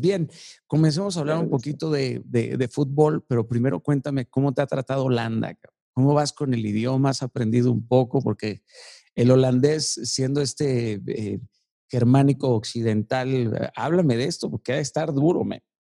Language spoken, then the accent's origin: Spanish; Tlalnepantla de Baz, State of Mexico, Mexico; yo crecí en Tlanepantla